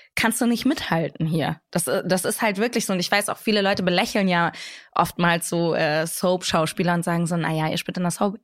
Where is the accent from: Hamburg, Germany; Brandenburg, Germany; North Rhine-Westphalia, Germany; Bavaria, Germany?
Hamburg, Germany; ich bin aber Deutsche, ich bin hier geboren, ich bin hier groß geworden